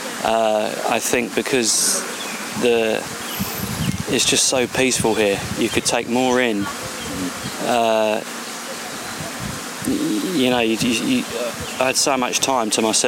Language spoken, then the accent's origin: English; London, United Kingdom; London, England.